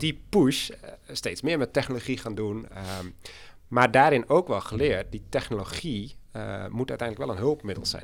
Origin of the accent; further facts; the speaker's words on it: Oudega, Friesland, Netherlands; moved away as an adult; also born or lived in Enschede; ik ben ook geboren en getogen in Friesland.